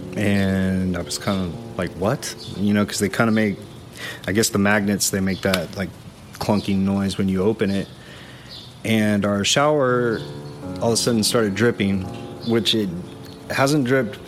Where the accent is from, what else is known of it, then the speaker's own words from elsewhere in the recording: just south of New Braunfels, Texas, United States; also born or lived in Austin, Texas; I grew up just south of here